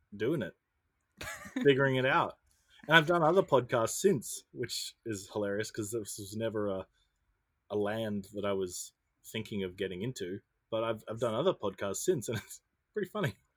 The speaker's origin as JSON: {"language": "English", "town": "Brisbane", "region": "Queensland", "country": "Australia", "moved": "yes", "said": "I'm from Brisbane, Australia"}